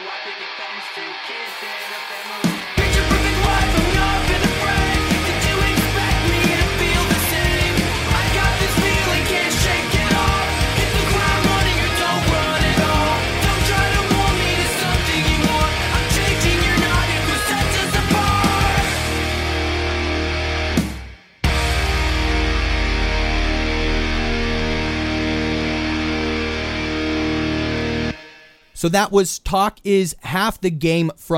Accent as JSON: {"language": "English", "town": "Pittsburgh", "region": "Pennsylvania", "country": "United States", "said": "So Pennsylvania, I'm from Pittsburgh"}